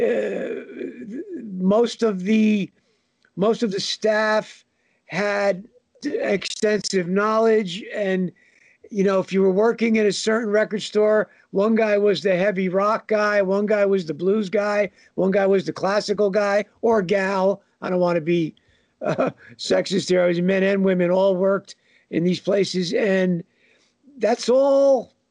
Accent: Northern New Jersey, United States; I'm a New Jersey guy and have been from day one. Northern New Jersey

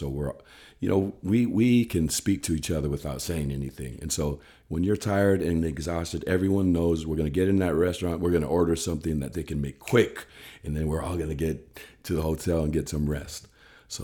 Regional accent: Samoa; because we grew up with Charlie in Samoa.

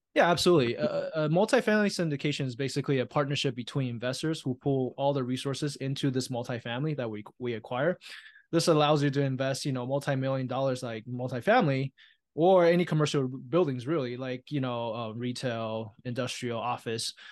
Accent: Taiwan; now in United States; I was born and raised in Taiwan

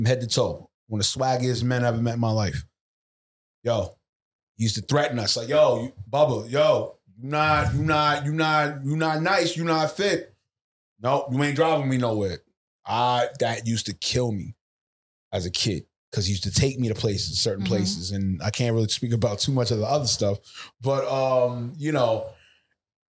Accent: New York City, New York, United States; I was raised in Laurelton, Queens

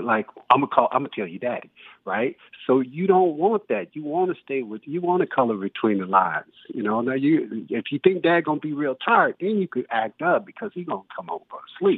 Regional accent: Detroit, Michigan, United States; also born or lived in Pensacola, Florida; now in Los Angeles, United States; growing up in Detroit at 9 years old

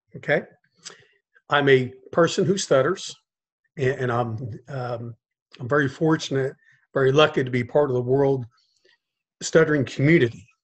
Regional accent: Cincinnati, Ohio, United States; now in South Florida, United States; I grew up in Cincinnati, Ohio

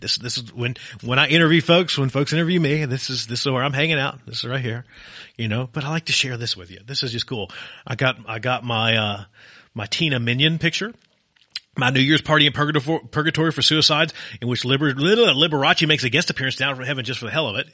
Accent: Virginia, United States; now in Arizona, United States; my home state of Virginia

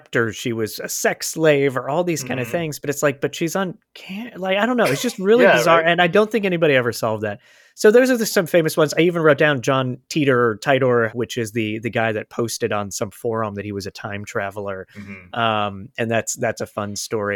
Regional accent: Florida, United States; moved away as an adult; also born or lived in Michigan; I was growing up in Florida, and then I went away to school in Michigan years later

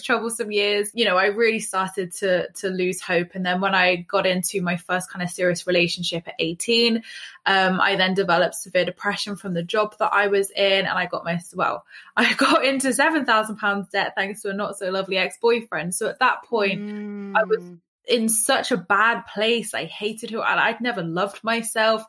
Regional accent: England, United Kingdom; as English people, we are very kind of like judgy

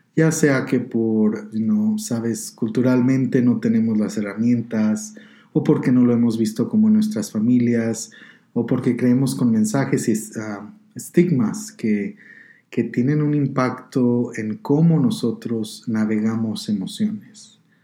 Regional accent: Guanajuato, Mexico; also born or lived in Colorado, United States; now in Denver, United States; yo nací y fui criado en el estado de Guanajuato, en México, y después en el 2003 me vine a Colorado

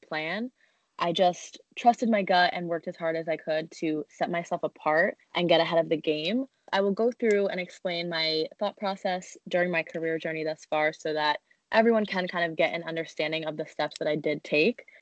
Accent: New Jersey, United States; moved away as an adult; now in New York City, United States; we grew up in Jersey

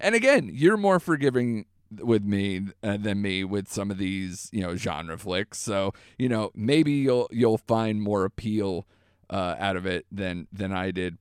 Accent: United States; an American

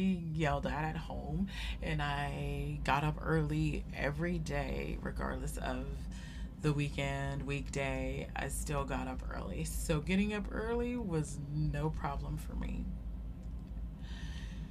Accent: Sacramento, California, United States; from Sacramento, California, and that's where I grew up. That's where I was born, and I went to high school there.

